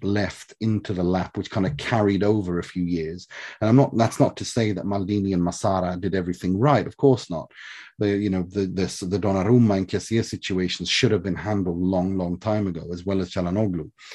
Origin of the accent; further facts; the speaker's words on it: Sweden; I was raised in Sweden from the age of three